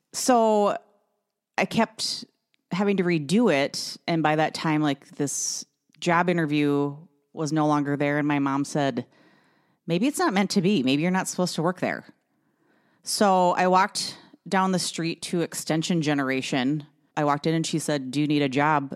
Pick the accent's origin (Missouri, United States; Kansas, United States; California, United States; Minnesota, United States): Minnesota, United States; Brainerd; moved away; I grew up in Brainerd